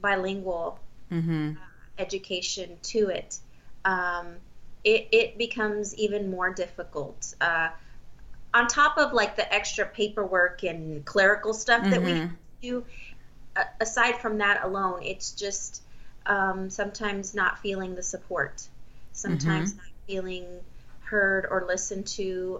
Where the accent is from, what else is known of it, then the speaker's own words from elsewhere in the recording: Texas, United States; first language Spanish; English is a second language; I am a native Spanish speaker, but it's something that I lost to the Texas public education system